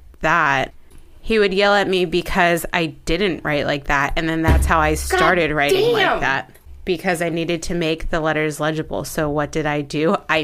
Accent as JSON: {"language": "English", "town": "Baltimore", "region": "Maryland", "country": "United States"}